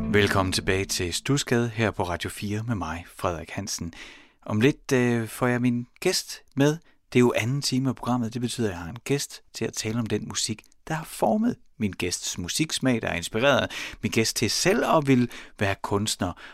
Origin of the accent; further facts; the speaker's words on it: Horsens, Central Denmark Region, Denmark; jeg er i 5. klasse kom altså cyklet hjem fra skolen, Søndermarksskolen i Horsens